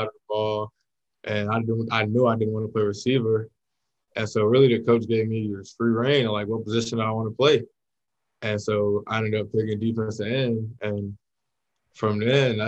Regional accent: Dallas, Texas, United States; moved away as an adult; now in Salt Lake City, United States; I'm from Dallas, Texas, born and raised.

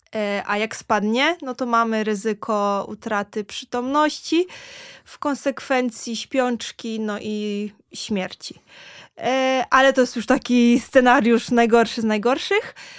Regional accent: Ryn, Warmian-Masurian Voivodeship, Poland; moved away as an adult; also born or lived in Giżycko; now in Warsaw, Poland; jestem z Rynu, no to jest 20 kilometrów

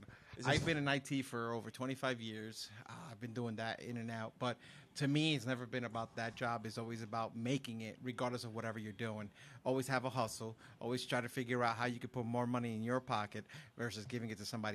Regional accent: United States; Growing up in the New York, New Jersey area.

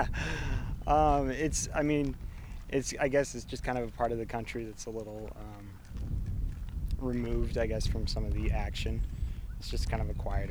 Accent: Lincoln, Nebraska, United States; I'm from Lincoln

